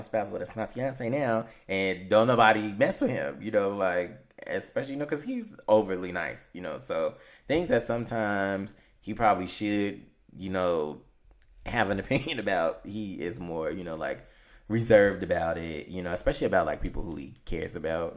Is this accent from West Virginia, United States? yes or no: no; Chicago, Illinois, United States; we're from Chicago